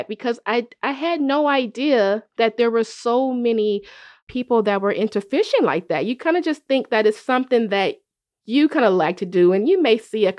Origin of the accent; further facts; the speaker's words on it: Oakland, California, United States; growing up in Oakland